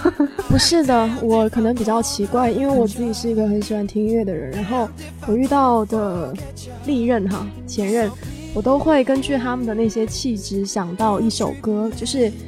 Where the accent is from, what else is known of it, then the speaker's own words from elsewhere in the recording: Shenzhen, Guangdong, China; accent: Hong Kong-Taiwan accent (港台腔); 因为我从小在深圳长大